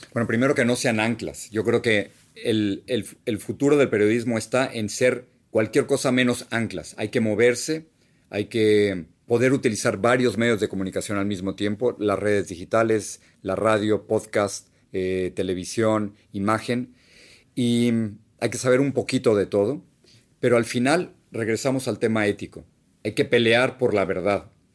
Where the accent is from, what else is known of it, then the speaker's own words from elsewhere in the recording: Mexico City, Mexico; moved away as an adult; now in United States; el único hogar que he tenido de verdad es esa casa donde yo crecí en la Ciudad de México.